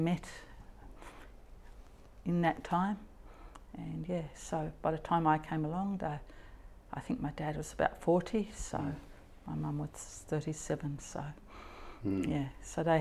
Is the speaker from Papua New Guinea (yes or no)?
yes; Papua New Guinea; now in Western Australia, Australia; I was born and raised in Papua New Guinea. I grew up there